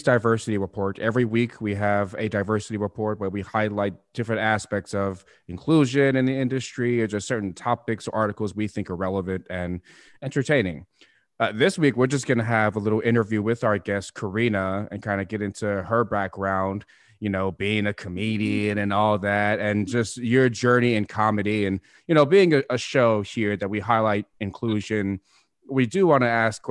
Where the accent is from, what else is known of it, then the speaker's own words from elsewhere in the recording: Upland, California, United States; born and raised in Upland and then went to the military and find myself back in the IE